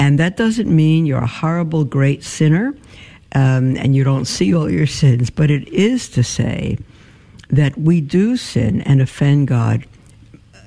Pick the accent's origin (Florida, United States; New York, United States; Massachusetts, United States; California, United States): New York, United States; I grew up in New York